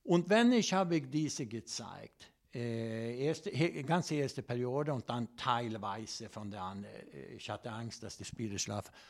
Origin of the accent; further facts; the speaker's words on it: Sweden; German is a second language; ich komme aus Schweden